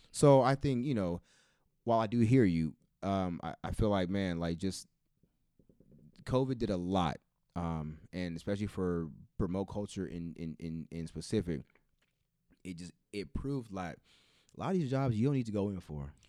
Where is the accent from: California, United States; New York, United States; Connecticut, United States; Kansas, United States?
California, United States; Bakersfield; I'm from Bakersfield